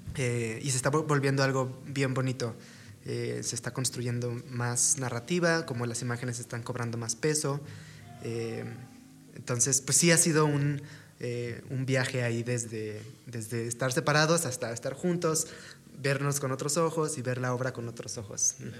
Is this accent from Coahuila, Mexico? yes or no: yes; Torreón, Coahuila, Mexico; somos de, de Torreón